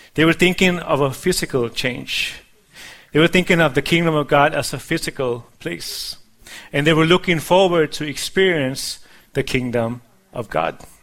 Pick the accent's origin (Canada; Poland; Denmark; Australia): Denmark; moved away; when I was a child, uh, growing up in Denmark